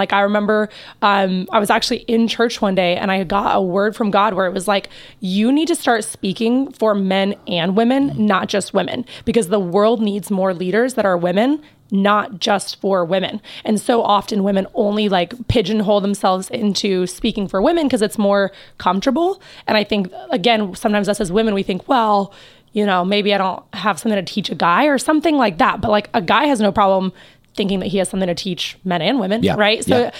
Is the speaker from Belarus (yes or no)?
yes; Belarus; also born or lived in Kansas, United States; I was born in Kansas. Yep. And right before I turned 2, my family moved to Belarus, which is over by Russia, for those who don't know.